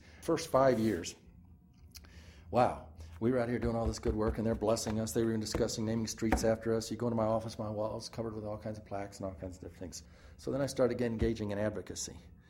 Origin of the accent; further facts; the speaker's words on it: Texas, United States; now in St. Louis, United States; I was brought up in Texas.